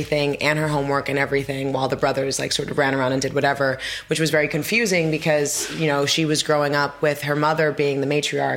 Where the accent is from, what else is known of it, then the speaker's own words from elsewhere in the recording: New York, United States; I grew up in New York